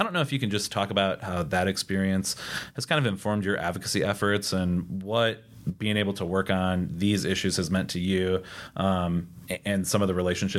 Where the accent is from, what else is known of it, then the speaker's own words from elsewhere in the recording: Upper Great Plains, United States; You know, one thing that I think is unfortunate about maybe growing up in the Upper Great Plains is that you become a little bit numb to the problems that occur in reservation communities.